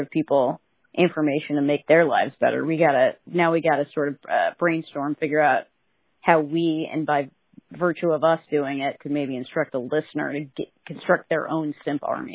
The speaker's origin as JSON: {"language": "English", "region": "California", "country": "United States", "said": "as a Californian"}